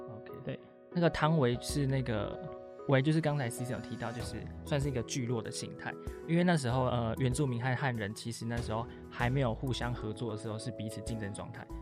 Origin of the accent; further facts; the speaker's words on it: Taiwan; 我们台湾人真的是比较喜欢，比较有隐私的泡汤